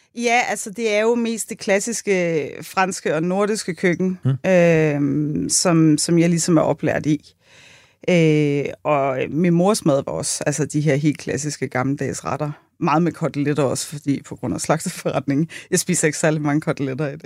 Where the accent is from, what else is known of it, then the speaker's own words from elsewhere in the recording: Buerup, Zealand, Denmark; Jeg er fra Vestjylland.